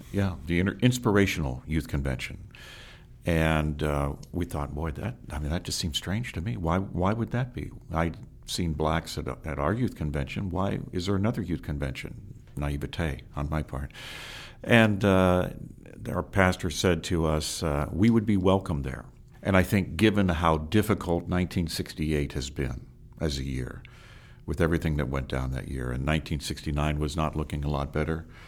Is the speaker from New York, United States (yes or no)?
no; Ohio, United States; also born or lived in Akron, Ohio; I was born in Akron, Ohio. We lived there until I was about six years old, and then we moved to a rural area